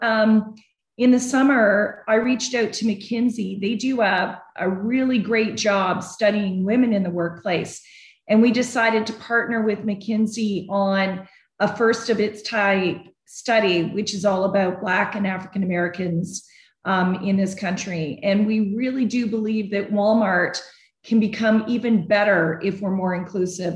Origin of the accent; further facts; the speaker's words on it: Canada; moved away as an adult; now in United States; being from Canada, I got my green card much faster